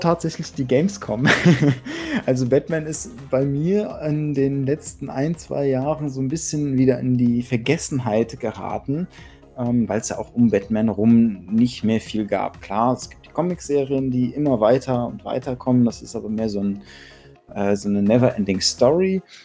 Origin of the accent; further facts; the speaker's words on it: Germany; bei uns in Deutschland